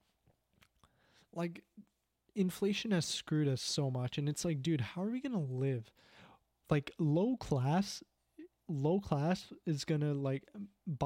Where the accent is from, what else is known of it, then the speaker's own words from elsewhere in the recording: Canada; being Canadian